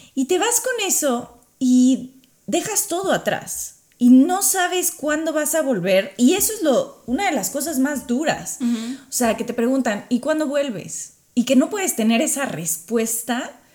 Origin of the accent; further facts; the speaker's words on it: Mexico; first language Spanish; moved away as an adult; also born or lived in Qatar; now in United States; Ya he estado viviendo fuera de México hace varios años